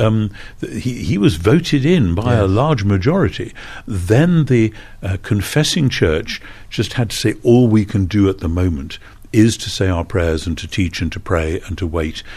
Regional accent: United Kingdom; as a Brit

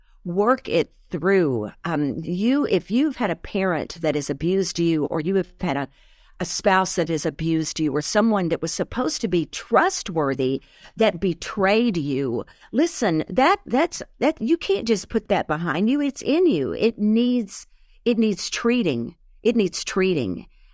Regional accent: Arkansas, United States; moved away; also born or lived in Houston; because we moved from Arkansas into Texas, into Houston. This is where I began again.

